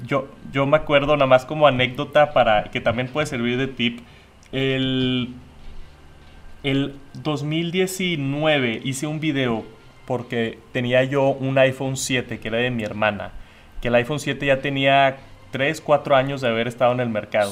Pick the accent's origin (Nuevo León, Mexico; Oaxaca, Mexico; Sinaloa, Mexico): Nuevo León, Mexico; Monterrey; yo aquí en Monterrey, México, de donde soy